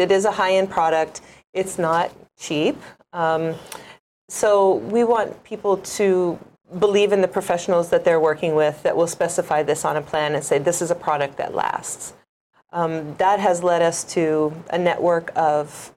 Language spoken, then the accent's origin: English; Indiana, United States; moved away as an adult; now in Hawaii, United States; I'm originally from Indiana. Grew up on a farm out there